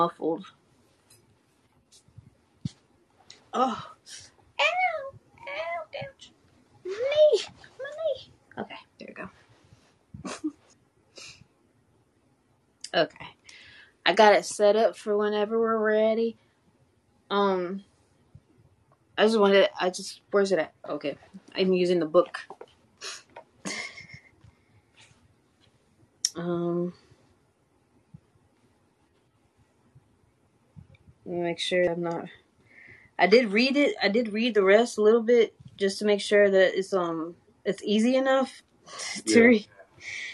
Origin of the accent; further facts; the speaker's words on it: Southern, United States; accent: southern; Spanish; My southern accent comes out every once in a blue moon, but more my Spanish accent comes out a little bit too. So I can't tell if it's Spanish or Southern